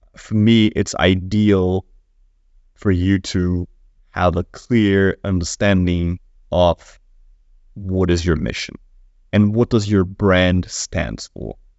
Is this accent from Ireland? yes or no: no; Brazil; moved away; I come from Brazil